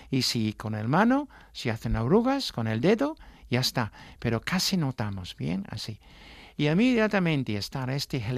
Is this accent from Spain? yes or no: no; England, United Kingdom; Spanish is a second language; moved away; yo soy un artista inglesa